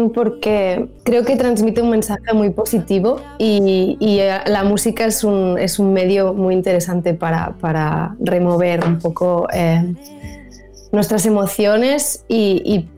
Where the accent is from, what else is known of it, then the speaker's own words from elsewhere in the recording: Spain; first language Catalan; Spanish is a second language; además porque era en catalán y, es mi lengua materna y al final em, donde hago conciertos básicamente es en Cataluña